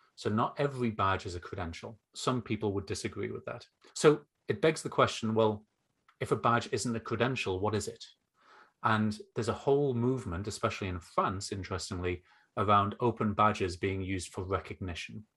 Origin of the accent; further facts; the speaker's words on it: North East England, United Kingdom; as you can hear, probably from my accent, um, I grew up and now live in the northeast of England